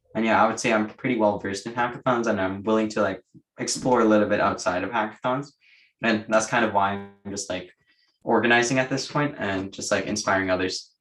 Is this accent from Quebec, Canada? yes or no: no; Waterloo, Ontario, Canada; I'm from Waterloo. So nearby.